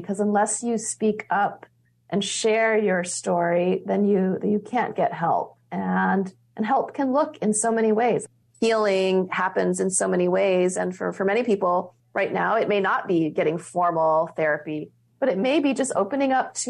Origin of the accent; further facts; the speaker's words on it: Hawaii, United States; now in California, United States; There was definitely a closeness to the relationship with the land and the waters growing up in Hawaii gave me and everyone who grows up on this island in the middle of the Pacific has.